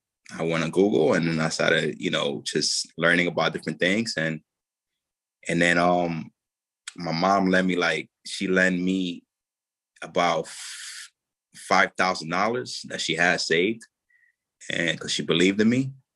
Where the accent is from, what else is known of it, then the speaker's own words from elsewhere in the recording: Dominican Republic; my oldest brother ended up passing away tragically in my home in Dominican Republic, my home country.